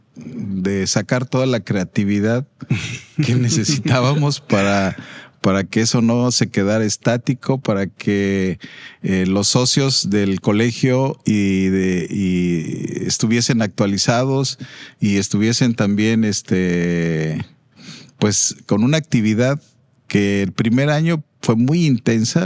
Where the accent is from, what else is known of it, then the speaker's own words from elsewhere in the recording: Mexico City, Mexico; vengo de México, país y de la Ciudad de México.